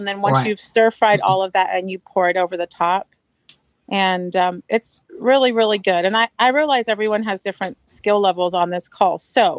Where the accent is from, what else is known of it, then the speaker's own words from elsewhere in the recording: Marysville, Washington, United States; I'm from Marysville, Washington, just so I don't get in trouble.